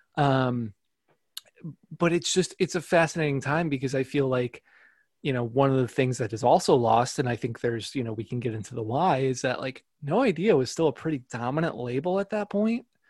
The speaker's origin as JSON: {"language": "English", "region": "northwest Indiana", "country": "United States", "tie": "born or raised there", "said": "i grew up in uh, northwest indiana"}